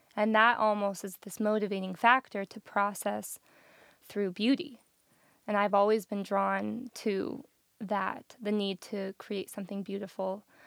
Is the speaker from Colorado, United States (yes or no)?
yes; Colorado Springs, Colorado, United States; moved away as an adult; also born or lived in Denver; now in Nashville, United States; I grew up in Colorado Springs